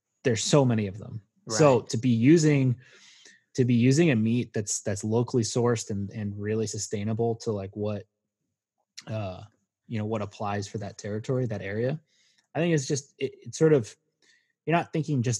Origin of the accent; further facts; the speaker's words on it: Maryland, United States; where I grew up in Maryland